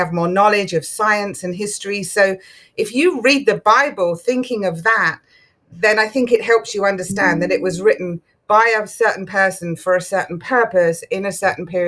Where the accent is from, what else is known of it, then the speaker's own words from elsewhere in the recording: England, United Kingdom; moved away; I grew up in England, so Church of England predominantly